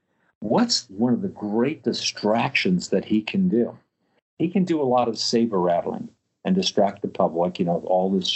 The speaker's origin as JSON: {"language": "English", "town": "New York City", "region": "New York", "country": "United States", "tie": "born or raised there", "said": "I grew up in New York City"}